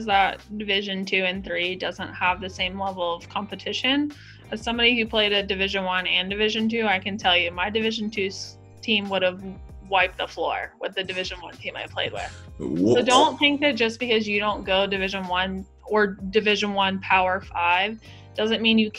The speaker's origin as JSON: {"language": "English", "region": "the South", "country": "United States", "said": "And I'm sure you can tell I am from the South. So I was not prepared for that kind of cold. I've never grown up in that kind of cold."}